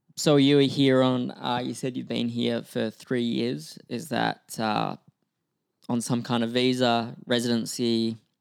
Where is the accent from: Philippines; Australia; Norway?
Australia; moved away as an adult; now in Vancouver, Canada; my accent, 'cause I'm, I'm from Australia, but I've lived in Vancouver for six years